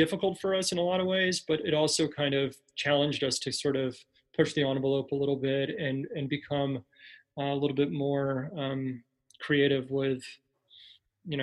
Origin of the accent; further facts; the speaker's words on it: El Paso, Texas, United States; moved away as an adult; now in Chicago, United States; I've been here in Chicago for you know, going on 8 years, and I still identify myself first as somebody from El Paso.